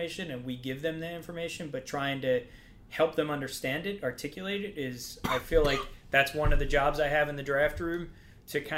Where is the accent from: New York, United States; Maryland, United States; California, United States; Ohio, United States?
Maryland, United States; Baltimore; moved away; I'm from Baltimore